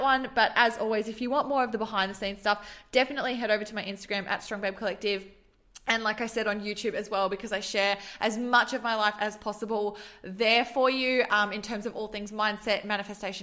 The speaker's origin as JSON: {"language": "English", "region": "Queensland", "country": "Australia", "tie": "born or raised there", "also_born_or_lived": "Adelaide, South Australia / Gold Coast / Sunshine Coast / Brisbane", "moved": "as an adult", "lives_now": "Melbourne, Australia", "said": "I have lived in Queensland my entire life. I was born in Adelaide in South Australia, but we moved when I was 2. And so I've literally grown up in Queensland along the coast."}